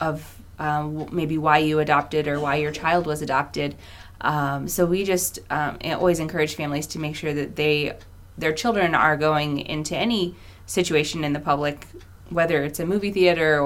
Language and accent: English; Illinois, United States; also born or lived in California; I grew up in Illinois most of the time